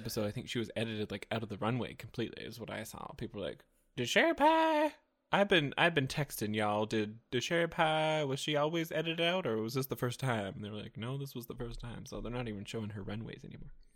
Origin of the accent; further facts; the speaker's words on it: France; moved away; was born in, in France